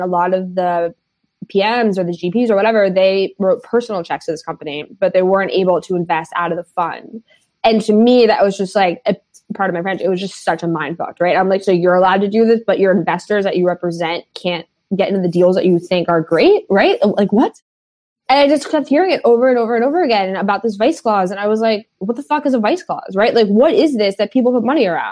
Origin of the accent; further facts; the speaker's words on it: New York City, New York, United States; I grew up in the West Village of Manhattan of New York State